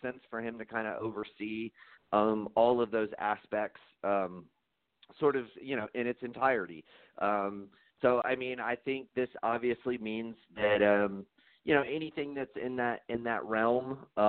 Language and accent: English; United Kingdom; I'm British.